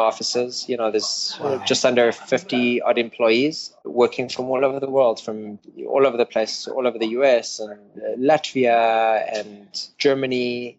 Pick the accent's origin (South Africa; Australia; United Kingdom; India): South Africa; Knoppies Lachter, Gauteng; moved away as an adult; now in United States; About an hour out of Johannesburg, on a farm area that was about an hour from the city, called Knoppies Lachter, which, pretty much no one knows about.